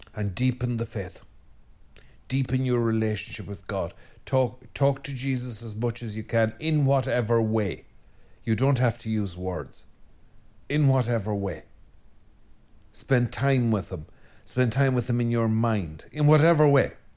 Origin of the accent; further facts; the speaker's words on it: Ireland; I'm Irish and we're a depressed lot.